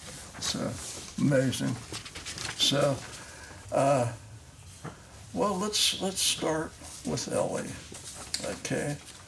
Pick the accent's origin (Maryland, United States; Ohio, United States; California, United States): Ohio, United States; Cincinnati; also born or lived in Kentucky; I was born in Kentucky, but I lived in Price Hill, went to Elder High School.